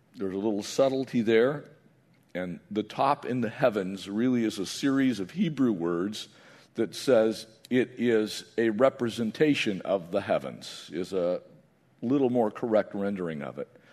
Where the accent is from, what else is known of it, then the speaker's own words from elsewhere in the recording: San Diego County, California, United States; I grew up in San Diego County